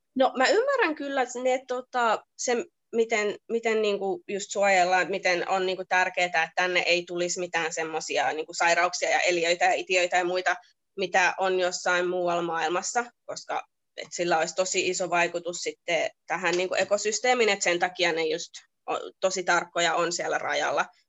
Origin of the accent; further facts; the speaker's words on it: Lohja, Uusimaa, Finland; now in Sydney, Australia; Mä oon se, että joo, että Lohja